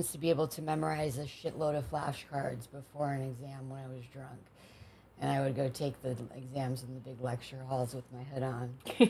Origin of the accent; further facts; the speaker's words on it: Cleveland, Ohio, United States; moved away as an adult; now in San Diego, United States; I grew up in Ohio